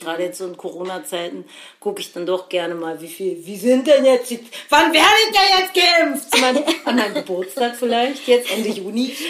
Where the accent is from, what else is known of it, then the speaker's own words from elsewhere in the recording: Berlin, Germany; wir kommen aus Berlin